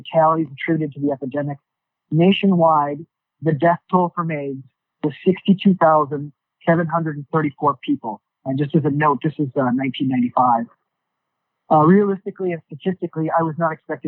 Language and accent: English; New York, United States; Just being a New Yorker and loving New York history